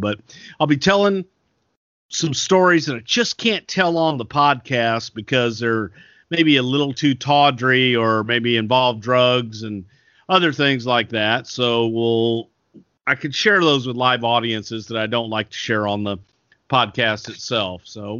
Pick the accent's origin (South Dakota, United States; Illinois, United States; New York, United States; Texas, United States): Texas, United States; accent: Texas; I can do that with my Texas accent.